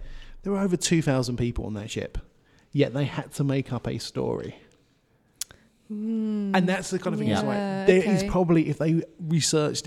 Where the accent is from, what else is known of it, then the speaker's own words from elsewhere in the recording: United Kingdom; I'm British